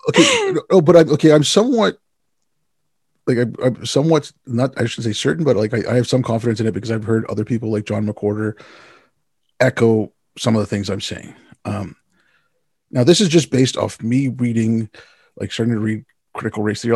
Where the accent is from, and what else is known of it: Canada